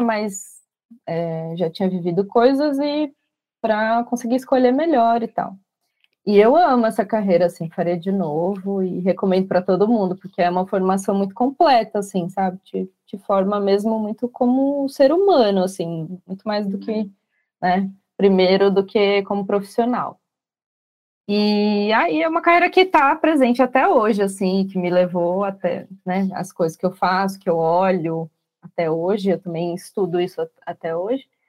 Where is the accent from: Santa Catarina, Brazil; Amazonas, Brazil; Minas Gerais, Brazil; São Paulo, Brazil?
São Paulo, Brazil; eu sou daqui de São Paulo